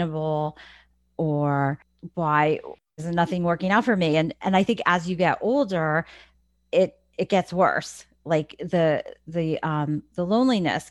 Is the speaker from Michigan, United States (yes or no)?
no; New Jersey, United States; moved away as an adult; now in Lancaster County, Pennsylvania, United States; I was born in New Jersey. I spent most of my life in New Jersey